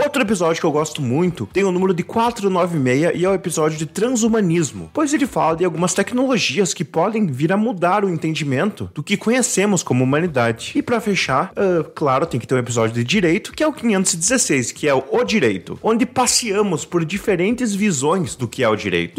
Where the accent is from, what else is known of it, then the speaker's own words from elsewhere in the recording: interior of Rio Grande do Sul, Brazil; Sou aqui do interior do Rio Grande do Sul